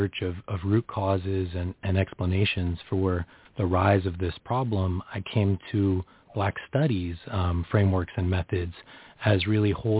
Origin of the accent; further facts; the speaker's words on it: San Francisco Bay Area, California, United States; I grew up in the San Francisco Bay Area